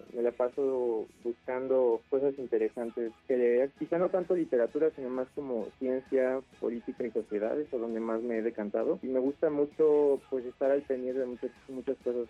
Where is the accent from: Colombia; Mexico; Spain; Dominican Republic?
Mexico; Mexico City; Nací en la Ciudad de México el 25 de septiembre de 1992